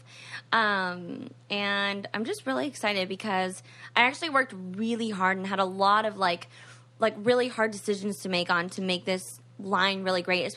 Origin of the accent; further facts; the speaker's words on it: New Jersey, United States; moved away; also born or lived in Florida; I grew up in New Jersey on, like, a movie set block, friends with all the kids on the block